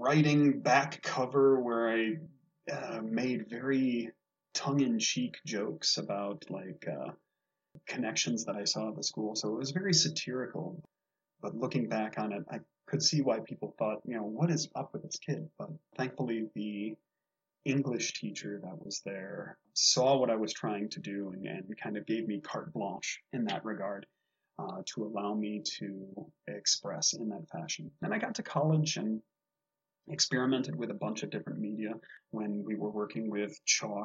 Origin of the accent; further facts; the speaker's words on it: Michigan, United States; growing up in Michigan